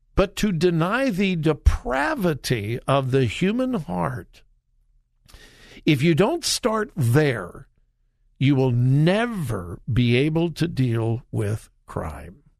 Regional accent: Southern California, United States; now in Ohio, United States; I grew up in Southern California.

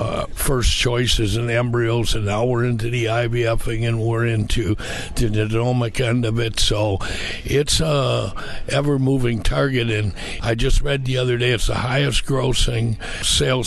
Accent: southern Wisconsin, United States; I grew up about an hour east of here in southern Wisconsin

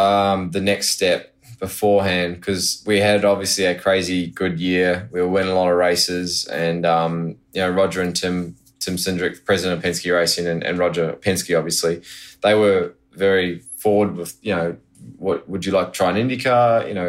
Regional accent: New Zealand; born there; also born or lived in Australia; Well, I go into the spiel of, oh, well, I'm actually born in New Zealand, you know, lived a lot

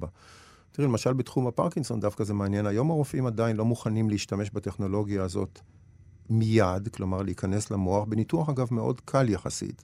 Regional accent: Nof Yam, Central District, Israel; also born or lived in Ein Karem, Jerusalem; אני גדלתי בנוף ים

